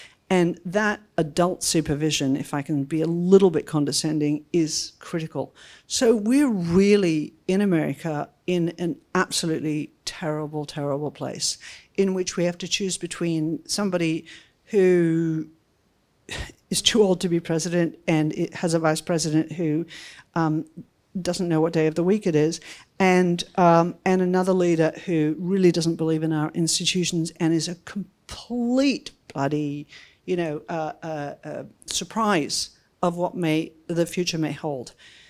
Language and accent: English; United States; I'm partly Australian, so I have this antipathy towards New Zealand that I got from my parents, and then I'm American